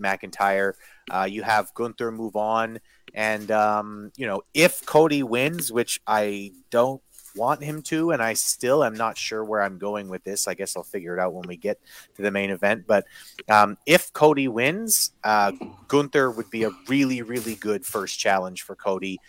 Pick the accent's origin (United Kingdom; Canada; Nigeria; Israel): Canada; my mom is Irish and I'm Canadian